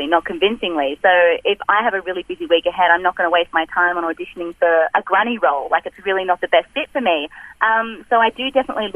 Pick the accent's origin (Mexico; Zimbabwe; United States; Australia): Australia; accent: Australian; I'm Australian